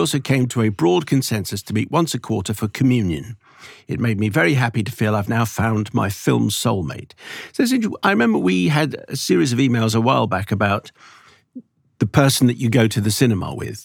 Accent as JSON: {"language": "English", "region": "London", "country": "United Kingdom", "tie": "born or raised there", "said": "I'm born, I was born in Southgate"}